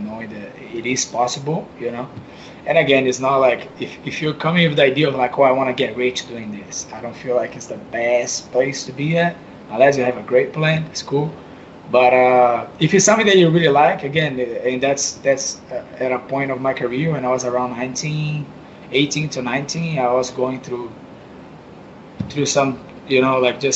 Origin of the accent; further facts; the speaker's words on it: São Vicente, São Paulo, Brazil; moved away; my hometown, San Vicente